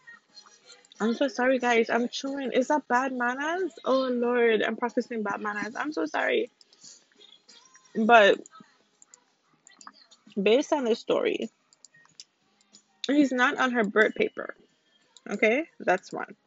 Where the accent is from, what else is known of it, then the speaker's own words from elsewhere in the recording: St. Croix, U.S. Virgin Islands; moved away; I am from the Virgin Islands. I'm from St. Croix.